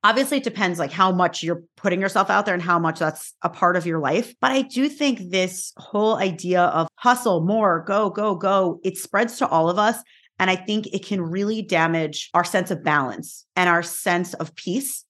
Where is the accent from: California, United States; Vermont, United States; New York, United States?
New York, United States; I am from New York, where is like mm-hmm. the hustle capital of like the universe